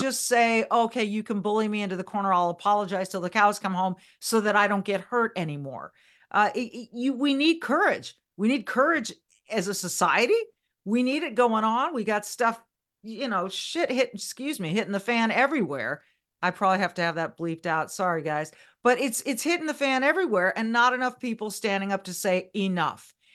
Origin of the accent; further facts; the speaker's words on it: Southern California, United States; moved away; I was born and raised in California